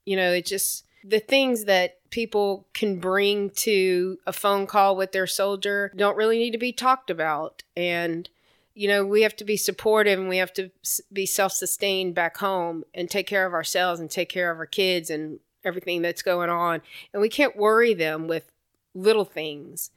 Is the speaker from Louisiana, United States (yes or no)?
yes; Lake Charles, Louisiana, United States; moved away as an adult; now in Texas, United States; It was great growing up in the South